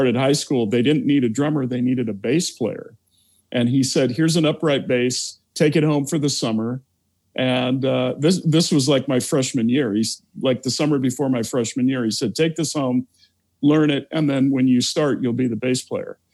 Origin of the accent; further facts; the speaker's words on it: Olympia, Washington, United States; also born or lived in Seattle, Washington; I was born and raised in Olympia, Washington